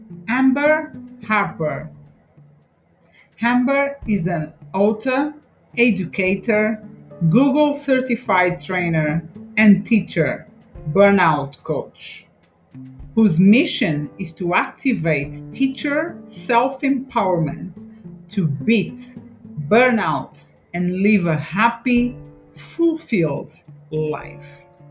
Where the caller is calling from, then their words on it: London, United Kingdom; So I'm talking from London, as I told you before. So I'm in London, United Kingdom.